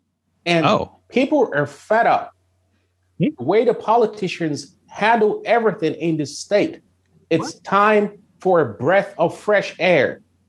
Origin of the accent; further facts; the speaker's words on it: Grand Rapids, Michigan, United States; I'm from West Michigan, from Grand Rapids. Mark 17 is my local station. And I love my country. I'm a veteran and I love my state. I've been to all 83 counties in Michigan.